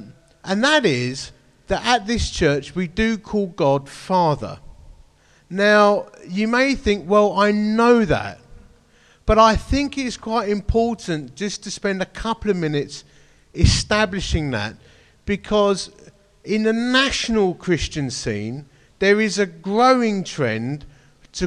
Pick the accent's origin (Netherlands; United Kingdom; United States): United Kingdom; Romford, London; I'm a bloke from Romford